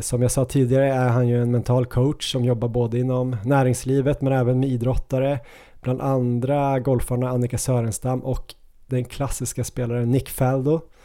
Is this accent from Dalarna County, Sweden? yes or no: no; Ås, Jämtland, Sweden; moved away; min hemby Ås. De byggde ju den några år efter att jag flyttade från Ås